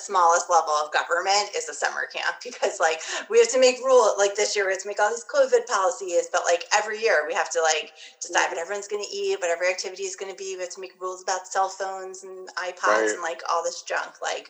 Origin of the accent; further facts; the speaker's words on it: New York, United States; But they did happen to come to my hometown while I was in high school on Long Island in the late 90s.